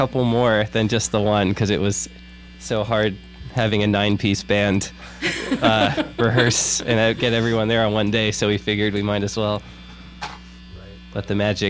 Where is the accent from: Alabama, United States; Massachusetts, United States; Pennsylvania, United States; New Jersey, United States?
New Jersey, United States; moved away as an adult; now in Indiana, United States; I'm from New Jersey.